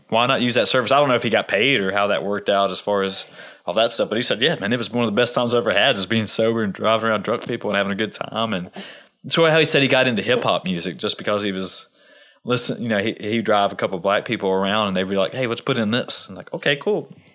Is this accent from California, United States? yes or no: no; Southwest Virginia, United States; growing up in Southwest Virginia